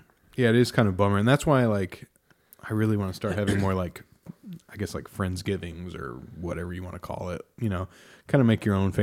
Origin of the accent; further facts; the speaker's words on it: Indiana, United States; We would usually come up here, cause I grew up in Southern Indiana